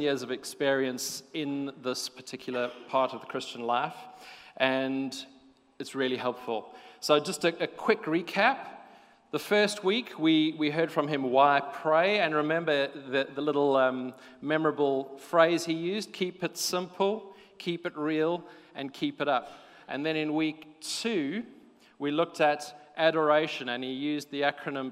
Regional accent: South Africa; moved away as an adult; now in United Kingdom; we come from South Africa originally

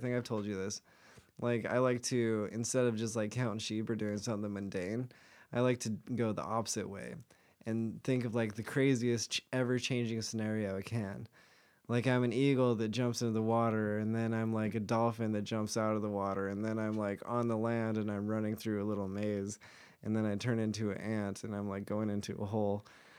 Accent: Utah, United States; I used to be Mormon. I'm from Utah.

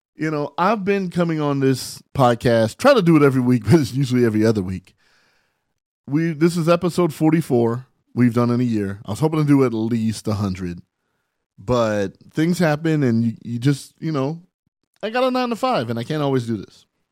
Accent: San Bernardino, California, United States; now in Los Angeles, United States; I'm from San Bernardino

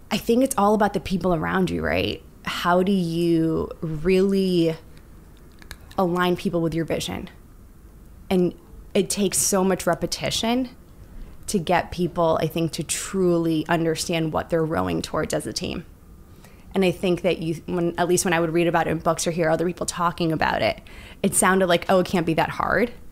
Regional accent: Bobruisk, Mogilev Region, Belarus; now in United States; We're both from Bobruisk area and our families, Russian immigrants to the states.

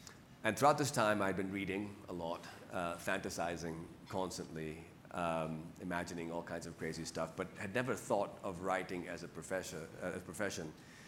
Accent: California, United States; also born or lived in Lahore, Pakistan; I was born in Lahore in Pakistan, and I was a talkative kid. I spoke fluently by about the age of one. And at the age of three, we moved to California.

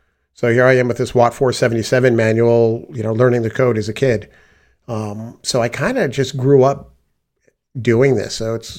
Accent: Canada; I had the privilege of growing up in Canada, where my mother was the administrator for the computer science department at the university.

